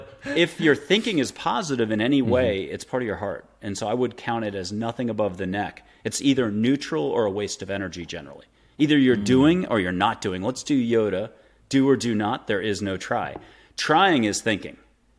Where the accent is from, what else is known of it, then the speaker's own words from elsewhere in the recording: East Coast, United States; also born or lived in Florida / Nantucket / Boston / Paris; I had moved 25 to 42, 43 times on the East Coast. Mostly I'm from the East Coast, up and down from Florida, Mid-Atlantic, Nantucket, went to high school at Andover outside of Boston, did a year in Paris, blah, blah, blah.